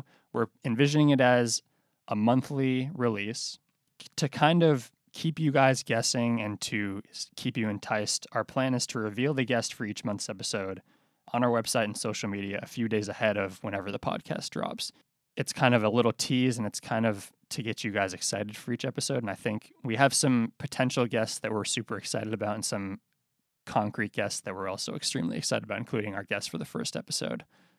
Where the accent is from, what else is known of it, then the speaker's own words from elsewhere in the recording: Boston, Massachusetts, United States; moved away as an adult; now in Alexandria, United States; Yeah, I'm originally from Boston. I moved down here at the beginning of 2019, actually the end of 2018.